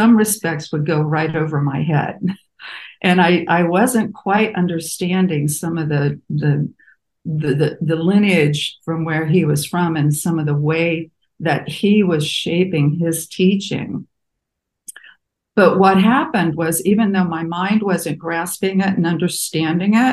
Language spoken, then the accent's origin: English; Midwest, United States; moved away as an adult; also born or lived in Muncie, Indiana / California; I was raised Catholic in the Midwest